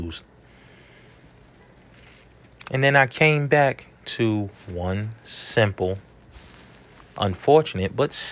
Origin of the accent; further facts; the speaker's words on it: New York City, New York, United States; growing up in New York City